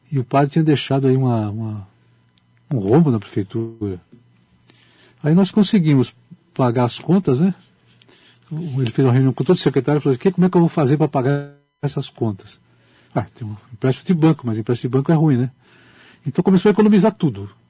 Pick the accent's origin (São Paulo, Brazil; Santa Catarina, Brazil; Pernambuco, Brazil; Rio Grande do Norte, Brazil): São Paulo, Brazil; Pirajuí; born there; Porque é, meu avô resolveu vender a fazenda onde eu nasci.